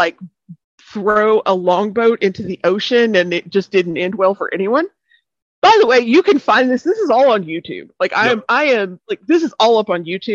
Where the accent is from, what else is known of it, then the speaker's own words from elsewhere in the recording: East Arkansas, United States; I am born and raised in East Arkansas, not far from West Memphis